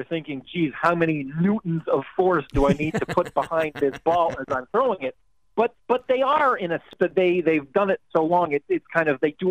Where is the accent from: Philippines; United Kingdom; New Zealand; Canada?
Canada; Toronto, Ontario; I grew up, I'm Canadian, I grew up in Toronto